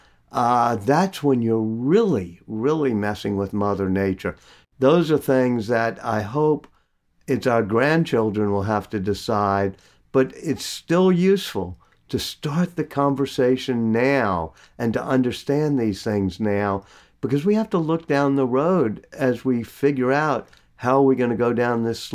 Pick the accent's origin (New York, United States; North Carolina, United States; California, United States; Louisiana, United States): Louisiana, United States; New Orleans; I also love creating businesses in my hometown of New Orleans